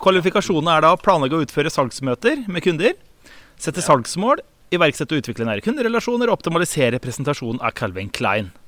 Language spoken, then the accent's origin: Norwegian; Råde, Østfold, Norway; hjemme i Råde i Østfold